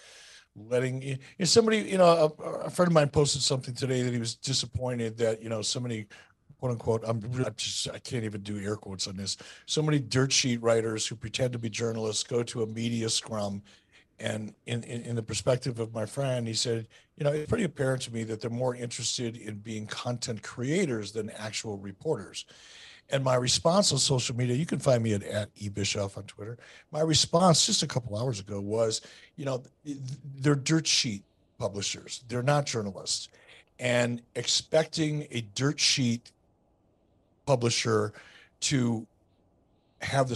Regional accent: Detroit, Michigan, United States; When I was a little kid growing up in Detroit

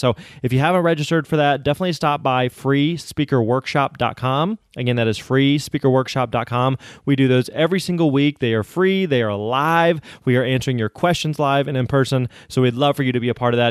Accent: Springfield, Missouri, United States; I grew up in Springfield, Missouri

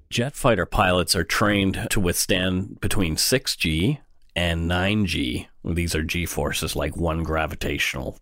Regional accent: Bridgewater, Nova Scotia, Canada; now in Vancouver, Canada; in my hometown in Bridgewater, only forty minutes down the road from Peggy's Cove.

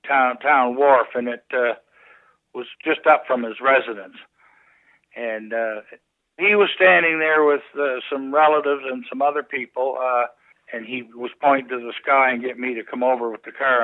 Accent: Stellarton, Nova Scotia, Canada; moved away as an adult; also born or lived in Clarenville, Newfoundland; I came from Stellarton, Nova Scotia. That's where my home is.

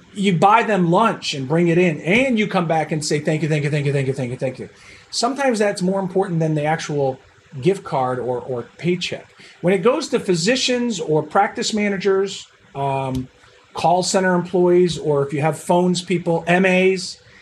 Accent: Buffalo, New York, United States; moved away; I'm originally from Buffalo, New York, so I'm a Bills fan

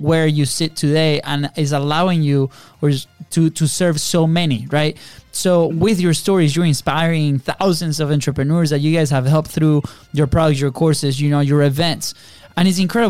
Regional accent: Venezuela; now in United States; We grew up in Venezuela in a third world country

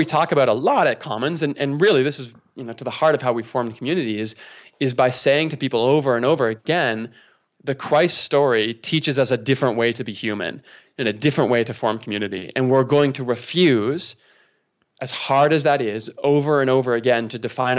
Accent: Toronto, Ontario, Canada; now in Calgary, Canada; I'm from Toronto, right? So you got Calgary Flames fans here where I'm from, and you got Toronto Maple Leafs fans where I was from

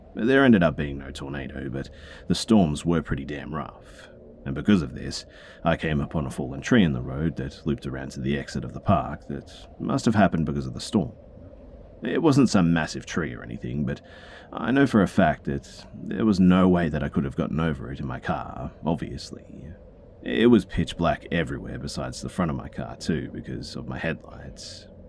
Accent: the South, United States; born or raised there

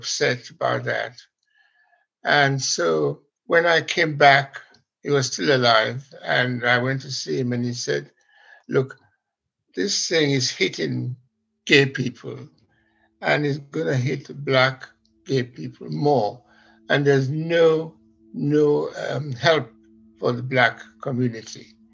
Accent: Sierra Leone; now in London, United Kingdom; I am from Sierra Leone, and I went back to do a job there in the broadcasting

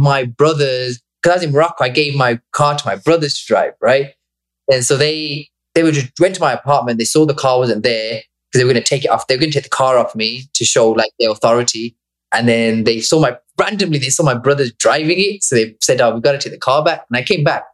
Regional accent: Bangladesh; moved away; I was born there

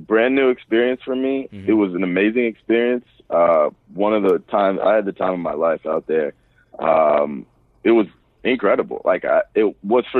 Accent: United States; I'm also an American

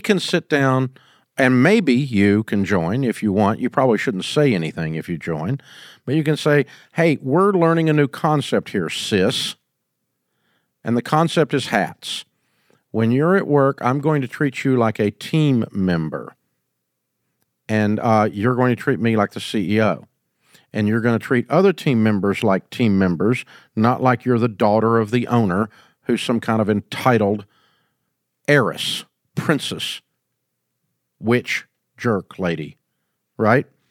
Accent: Nashville, Tennessee, United States; I grew up in Nashville.

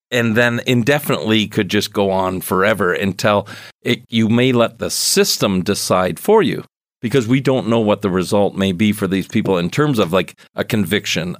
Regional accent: Canada; probably one of the most exciting events other than Grey Cups as a Canadian that I've been

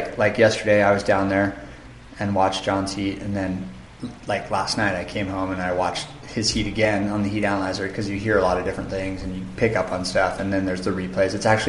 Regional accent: Santa Barbara, California, United States; moved away as an adult; It's basically I grew up in Santa Barbara in California. And when I was in my early 20s, I moved to the North Shore

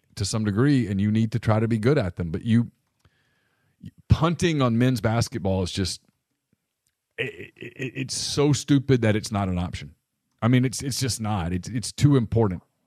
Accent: Ruston, Louisiana, United States; I grew up in Ruston, Louisiana in the eighties

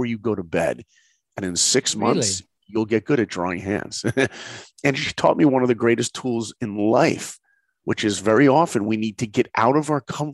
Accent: New York, United States; moved away as an adult; also born or lived in Columbus, Ohio; I grew up in New York

